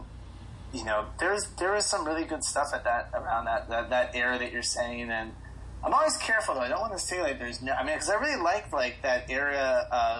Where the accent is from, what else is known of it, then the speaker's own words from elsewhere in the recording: Florida, United States; I grew up in Florida, so death metal kind of reigned supreme.